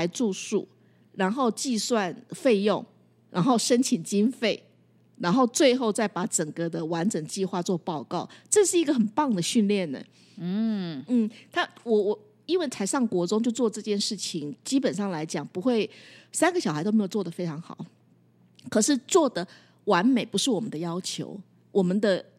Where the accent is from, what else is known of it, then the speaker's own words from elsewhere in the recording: Taiwan; 只有我们台湾人。